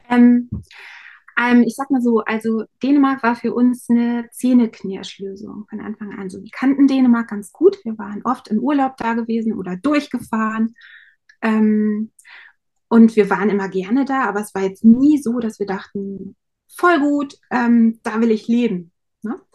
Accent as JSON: {"language": "German", "region": "Lower Saxony", "country": "Germany", "tie": "born or raised there", "said": "ich komme aus Niedersachsen, auch aus dem, vom Dorf. Wir haben sehr ländlich gewohnt."}